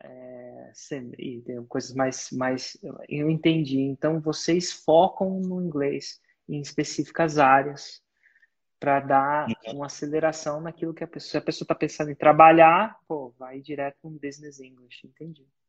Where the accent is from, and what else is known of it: Brazil